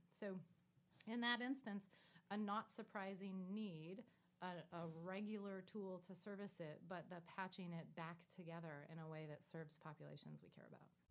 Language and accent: English; San Joaquin Valley, California, United States; growing up in the San Joaquin Valley of California myself